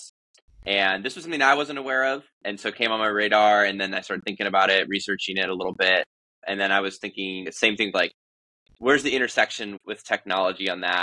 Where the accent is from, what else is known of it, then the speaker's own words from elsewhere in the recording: Louisiana, United States; moved away; I was born in Louisiana